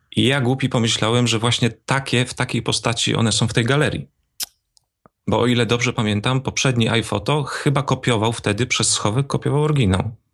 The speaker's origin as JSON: {"language": "Polish", "region": "Opole Voivodeship", "country": "Poland", "tie": "born or raised there", "accent": "Silesian", "said": "bo tu się wychowałem, więc też mam takie naleciałości"}